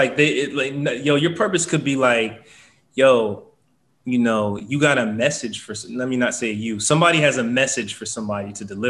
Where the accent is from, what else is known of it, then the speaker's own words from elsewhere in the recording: Nigeria; we're Nigerian